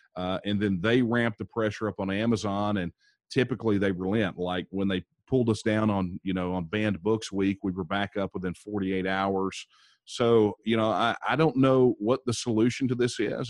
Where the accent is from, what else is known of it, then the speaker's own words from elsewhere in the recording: Texas, United States; I am a, a sixth generation Texan. Uh, my ancestors here in Texas